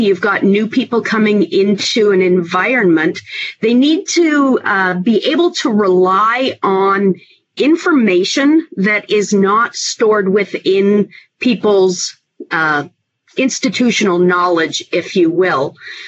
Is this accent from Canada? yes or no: yes; Canada; now in United States; and then I'm originally from Canada. I moved to the United States and I started working in parcel mapping, utility mapping, and migrated my way into public safety GIS.